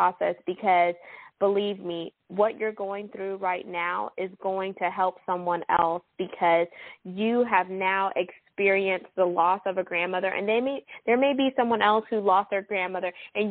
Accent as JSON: {"language": "English", "town": "Houston", "region": "Texas", "country": "United States", "tie": "born or raised there", "said": "H-Town. That's my hometown"}